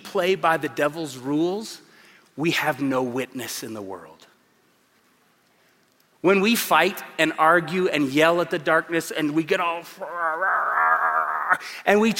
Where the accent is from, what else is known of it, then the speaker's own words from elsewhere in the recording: Tulsa, Oklahoma, United States; moved away as an adult; now in Colorado Springs, United States; I come from Tulsa, Oklahoma. 22 years there, 17 and a half here in Colorado Springs. And Tulsa is a good place to grow up